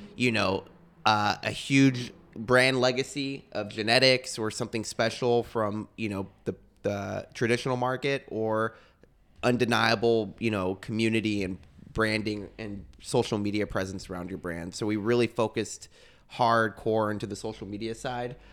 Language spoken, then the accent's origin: English; Texas, United States; moved away; I'm from Texas